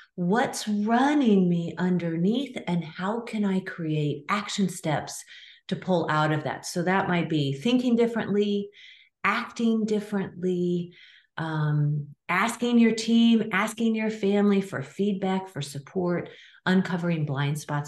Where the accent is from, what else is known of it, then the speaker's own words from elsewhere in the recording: Nebraska, United States; I grew up in a small town in the middle of Nebraska, 25,000 people.